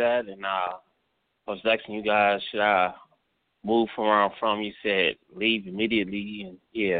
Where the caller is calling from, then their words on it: Cleveland, Ohio, United States; calling from Cleveland.